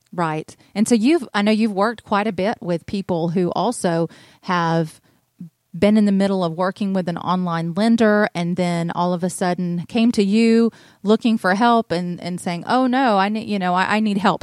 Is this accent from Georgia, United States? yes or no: yes; North Georgia, United States; I'm originally from North Georgia. I'm from the country. I'm a country girl. And, uh, I grew up in the, the Merville area.